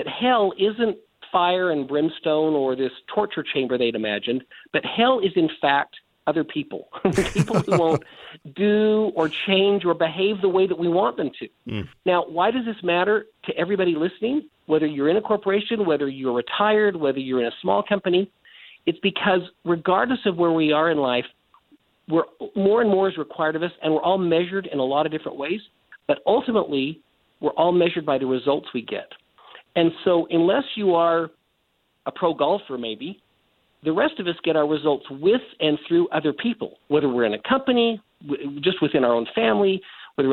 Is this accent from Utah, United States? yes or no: yes; Salt Lake City, Utah, United States; I was born right here where I still live. I was born in Salt Lake City, Utah